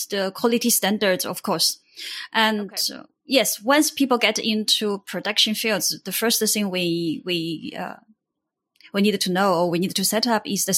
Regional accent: Hubei, China; moved away; also born or lived in Shenzhen / Shanghai / Cambodia; I come from China. My hometown is the middle of China, Hubei province.

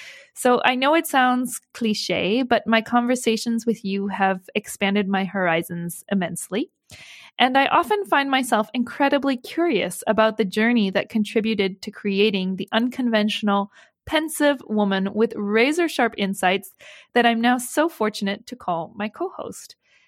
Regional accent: Hubei, China; as somebody who is born and raised in Hubei province

